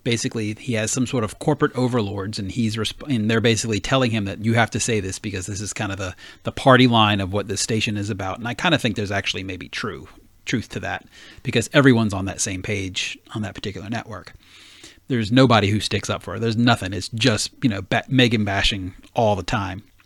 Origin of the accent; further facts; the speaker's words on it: the South, United States; moved away; I grew up in the South